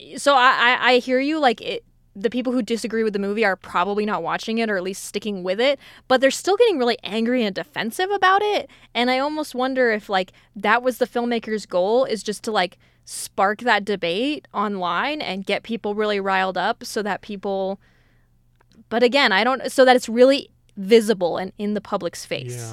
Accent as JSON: {"language": "English", "region": "Colorado", "country": "United States", "tie": "born or raised there", "said": "even though I grew up in Colorado"}